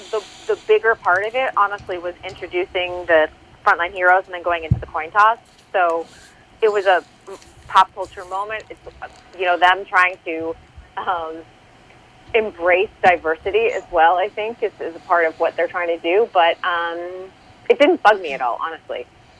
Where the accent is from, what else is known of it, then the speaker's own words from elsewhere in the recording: Boston, Massachusetts, United States; I'm from Boston.